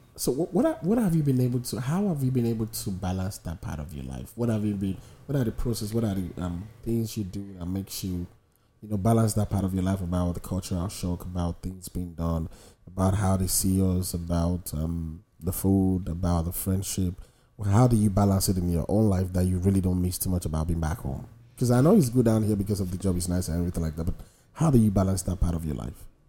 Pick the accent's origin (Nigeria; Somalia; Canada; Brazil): Nigeria; now in United States; a lot of Nigerians are coming here with a mindset of how we do things back home